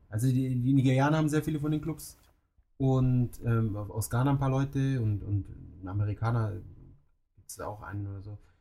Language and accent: German; Munich, Bavaria, Germany; moved away as an adult; now in Tokyo, Japan; bei uns in München